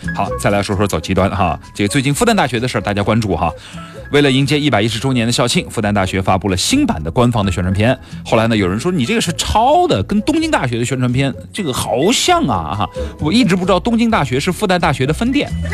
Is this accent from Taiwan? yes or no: no; China; 我们中国人有句话叫做“中庸之道”